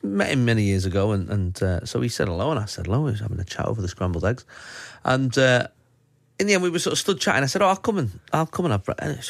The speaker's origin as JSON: {"language": "English", "town": "Manchester", "region": "North West England", "country": "United Kingdom", "tie": "born or raised there", "said": "So we're at Manchester Airport, my hometown."}